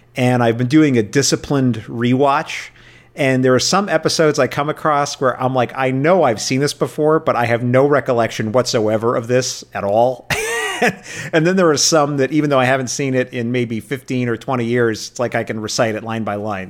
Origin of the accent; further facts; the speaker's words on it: New York City, New York, United States; I grew up in New York, uh, City, and I grew up watching, uh, Star Trek every night.